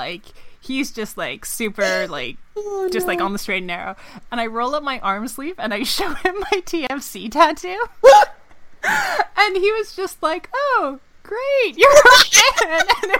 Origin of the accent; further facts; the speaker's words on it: India; Growing up in India, all midweek and European games were either a midnight or 1 a.m. kickoff, depending on daylight savings.